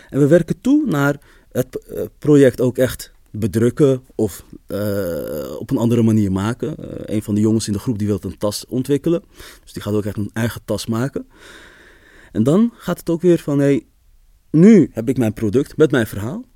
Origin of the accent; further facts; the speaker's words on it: Amsterdam, North Holland, Netherlands; ik ben opgegroeid in de Kolenkitbuurt, in Amsterdam-West